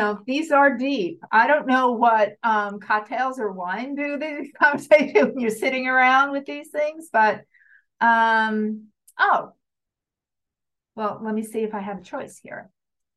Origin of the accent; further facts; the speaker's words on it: New York area, United States; growing up in the New York area